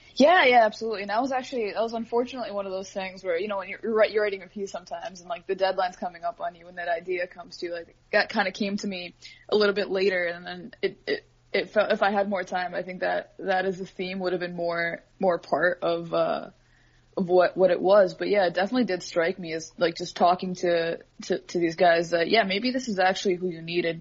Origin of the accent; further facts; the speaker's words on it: Edmonton, Alberta, Canada; moved away as an adult; now in Toronto, Canada; I, am born and raised in Edmonton